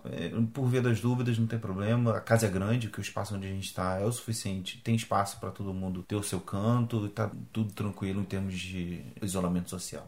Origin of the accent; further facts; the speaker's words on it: Brazil; moved away as an adult; now in Porto, Portugal; nós como brasileiros, a gente pode ser atendido como no sistema público daqui de Portugal